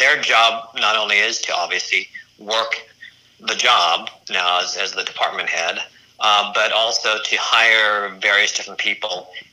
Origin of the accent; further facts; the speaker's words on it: Colorado, United States; accent: slight Midwestern; also born or lived in Los Angeles / Philadelphia; born and raised in Colorado.